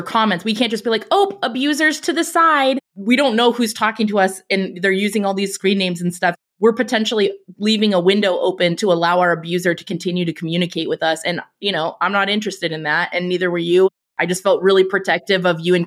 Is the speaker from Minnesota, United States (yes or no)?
no; California, United States; I'm from California